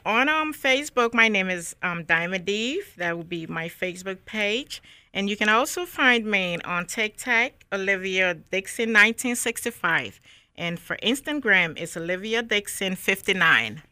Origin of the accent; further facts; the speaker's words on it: Monrovia, Montserrado, Liberia; moved away as an adult; also born or lived in Newark, New Jersey; now in Raleigh, United States; I was born and raised in Monrovia, Liberia.